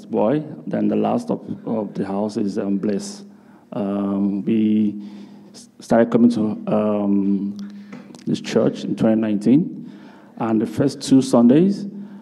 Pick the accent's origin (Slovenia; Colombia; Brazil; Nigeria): Nigeria; moved away as an adult; now in Canada; I am from Nigeria and came to Canada in 2019